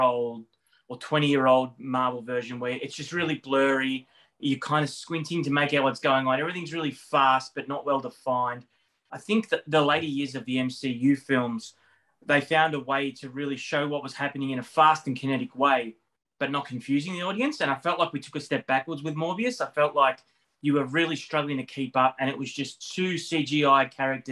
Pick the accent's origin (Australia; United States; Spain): Australia; Melbourne, Victoria; a 40-something from Melbourne, Australia